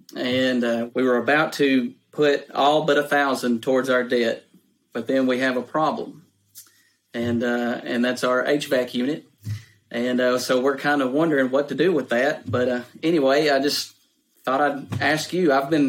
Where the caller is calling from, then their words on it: Pulaski, Tennessee, United States; I'm calling from Pulaski, Tennessee, which is close to Huntsville, Alabama.